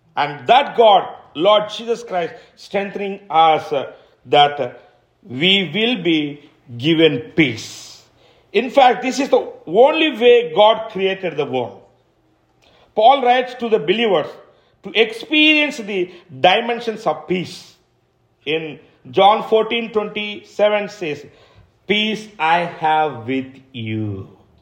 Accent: India; I'm an Indian

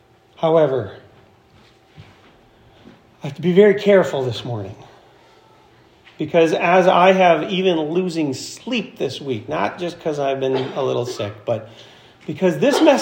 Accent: Florence, United States; When I was growing up in Florence

